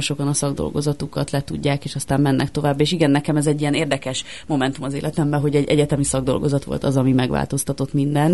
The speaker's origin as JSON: {"language": "Hungarian", "region": "Budapest", "country": "Hungary", "tie": "born or raised there", "said": "Pasaréten nőttem fel"}